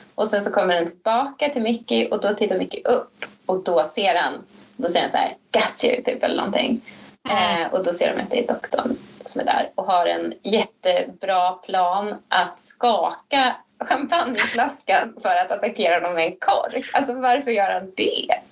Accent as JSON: {"language": "Swedish", "country": "Sweden", "said": "jag är för svensk"}